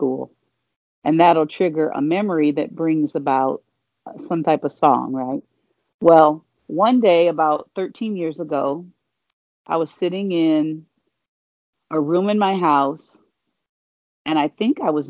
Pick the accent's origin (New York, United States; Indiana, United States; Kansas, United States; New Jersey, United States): Indiana, United States; Gary; moved away as an adult; also born or lived in Michigan; now in Los Angeles, United States; my hometown of Gary, Indiana